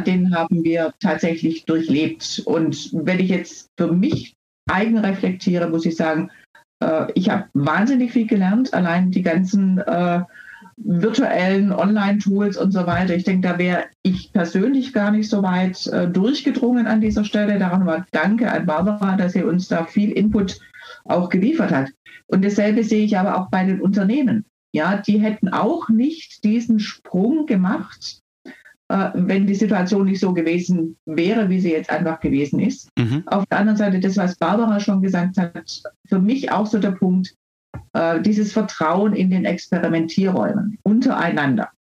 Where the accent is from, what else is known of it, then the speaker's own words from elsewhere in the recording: Baden-Württemberg, Germany; ich komme hier aus Baden-Württemberg